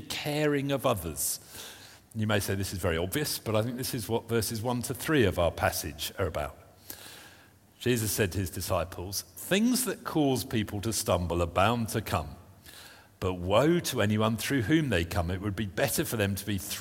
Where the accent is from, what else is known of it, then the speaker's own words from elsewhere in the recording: United Kingdom; being British